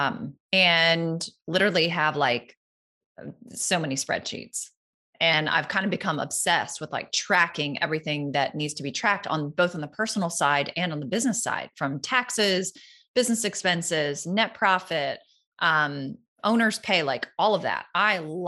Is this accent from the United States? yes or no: yes; the Carolinas, United States; now in Florida, United States; I grew up in the Carolinas